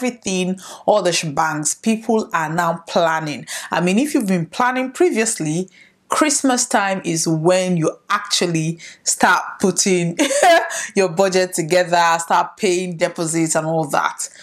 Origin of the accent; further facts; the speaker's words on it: Nigeria; I am a Nigerian and we are celebrating October 1st, which is our independence